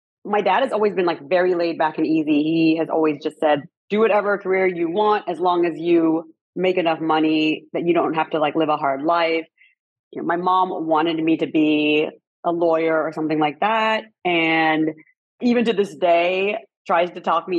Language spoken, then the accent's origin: English; Westminster, California, United States; now in Paris, France; I am from Southern California. I grew up in Little Saigon in Orange County, which is the largest population of Vietnamese people outside of Vietnam.